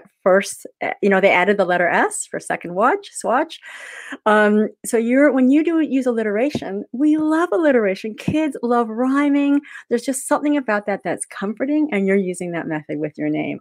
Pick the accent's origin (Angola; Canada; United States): Canada; moved away as an adult; now in Melbourne, Australia; I'm Canadian